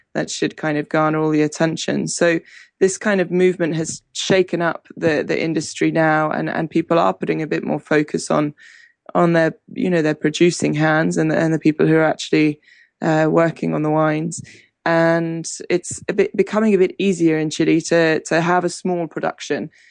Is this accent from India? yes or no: no; Hampshire, South East England, United Kingdom; moved away as an adult; also born or lived in Argentina; England, growing up in England, we're a big wine drinking country